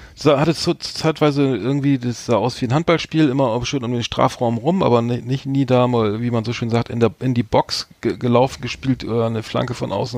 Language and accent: German; Bremen, Germany; ich als Bremer